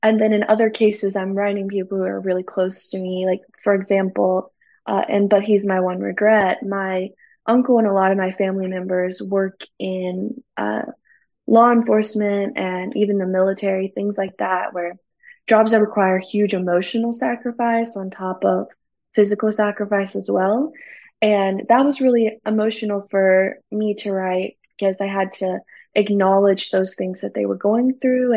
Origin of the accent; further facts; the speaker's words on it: Florida, United States; now in Alabama, United States; I didn't grow up in Alabama. I grew up in Florida, but my husband has been in Alabama his whole life.